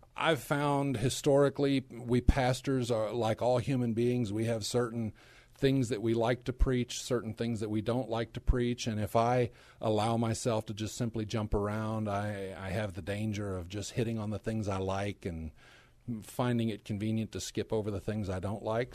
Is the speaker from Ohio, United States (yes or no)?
no; Dallas-Fort Worth area, Texas, United States; also born or lived in Korea; I'm actually a native Texan. I grew up in the Dallas-Fort Worth area